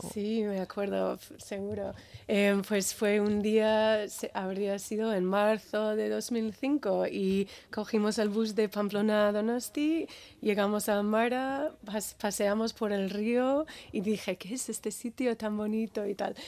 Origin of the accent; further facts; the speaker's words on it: Birmingham, Alabama, United States; Spanish is a second language; moved away as an adult; now in Basque Country, Spain; nací en Alabama, soy del sur de los Estados Unidos